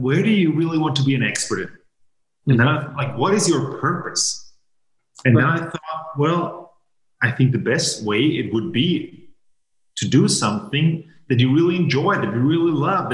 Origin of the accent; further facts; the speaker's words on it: Vienna, Austria; English is a second language; also born or lived in Maine, United States; I was born and raised in Vienna, Austria